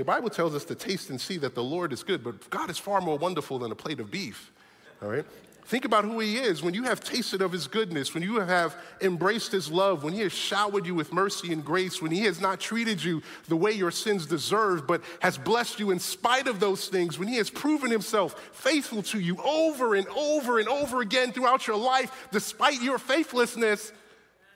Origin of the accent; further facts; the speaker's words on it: New York City, New York, United States; moved away; I grew up in New York City